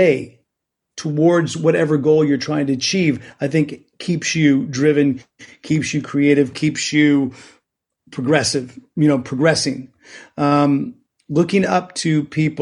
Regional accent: Bay Area, California, United States; I grew up in the Bay Area

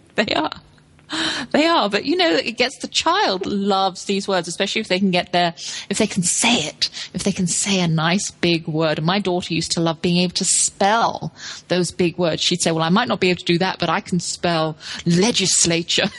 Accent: London, United Kingdom; I grew up in London

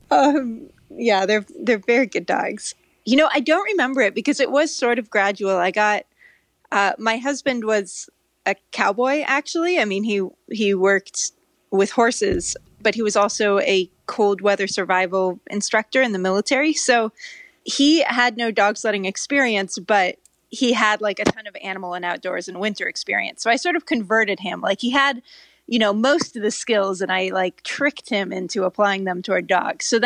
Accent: California, United States; also born or lived in Norway; i grew up in California, so it's kind of a mystery. It doesn't really make sense, but I lived in Norway as a kid

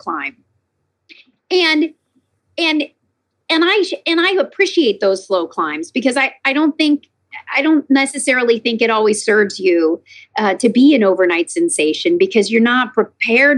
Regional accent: Lexington, Kentucky, United States; also born or lived in New York / Nashville, Tennessee; now in California, United States; I'm from Lexington, Kentucky

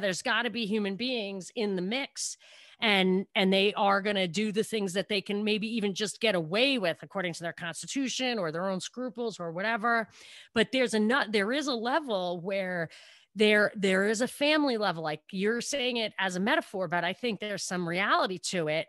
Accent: New York, United States; I'm from New York.

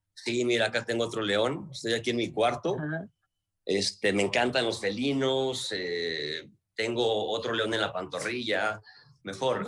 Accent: Guadalajara, Jalisco, Mexico; yo soy de Guadalajara

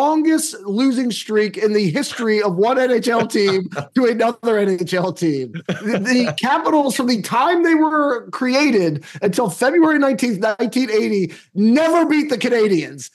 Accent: D.C., District of Columbia, United States; I grew up outside of Washington, D.C.

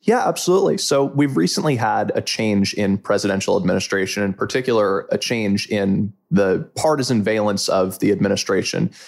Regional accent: Closter, New Jersey, United States; I hail originally from Closter, New Jersey, from Bergen County

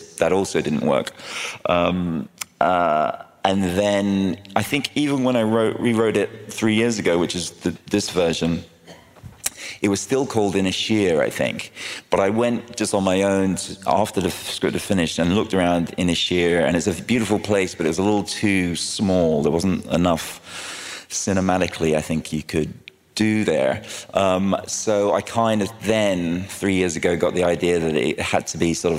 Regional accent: London, United Kingdom; also born or lived in Ireland; I was born in London, but my mum and dad came over from Ireland in the 60s and had me and my brother there

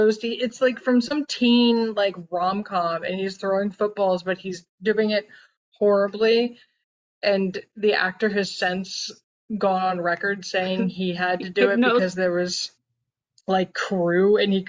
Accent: United States; I'm American.

